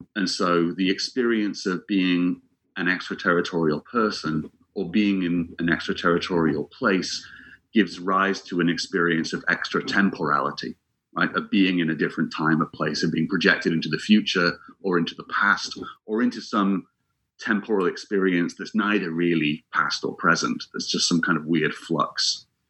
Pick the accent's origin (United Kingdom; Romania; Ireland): United Kingdom; England; also born or lived in Scotland